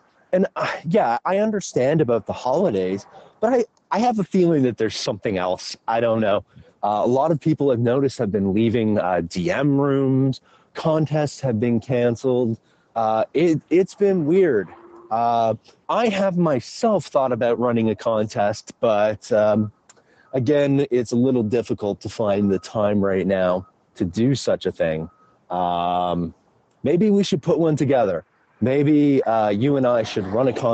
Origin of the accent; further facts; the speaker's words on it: Canada; I am the token Canadian of the show